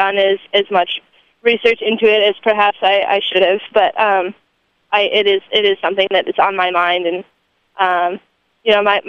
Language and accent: English; Michigan, United States; moved away as an adult; You know, I came here from Michigan, and it was quite a culture shock to come here and see so many people proud of that heritage.